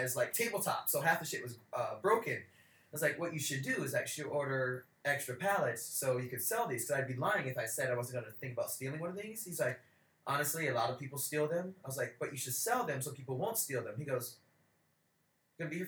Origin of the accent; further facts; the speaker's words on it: United States; now in Sweden; I'm American, but I live in Sweden